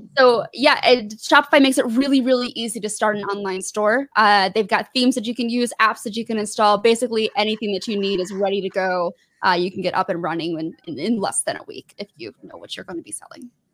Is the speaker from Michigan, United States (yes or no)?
yes; southeast Michigan, United States; moved away; also born or lived in Georgia; I grew up maybe like 40, about 30 to 45 minutes away from Detroit. Really, really south, like southeast Michigan